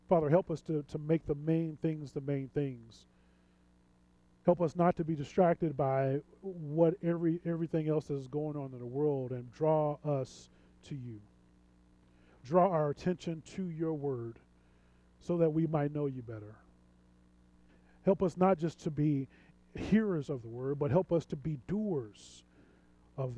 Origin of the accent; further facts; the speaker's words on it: St. Louis, Missouri, United States; moved away as an adult; now in Chicago, United States; I'm from St. Louis